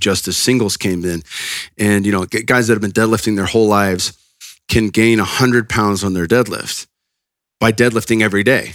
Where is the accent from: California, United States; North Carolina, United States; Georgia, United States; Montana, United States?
California, United States; Northern; I'm from NorCal